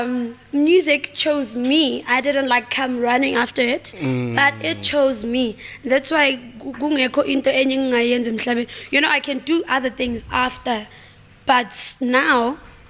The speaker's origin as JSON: {"language": "English", "town": "Vosloorus", "region": "Gauteng", "country": "South Africa", "said": "we're all from Foslo"}